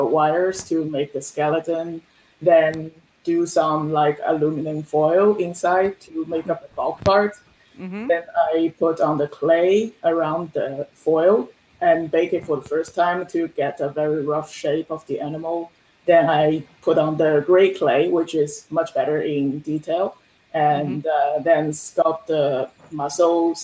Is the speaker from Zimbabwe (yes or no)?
no; Shanghai, China; moved away as an adult; now in Halifax, Canada; Originally, I'm from Shanghai in China.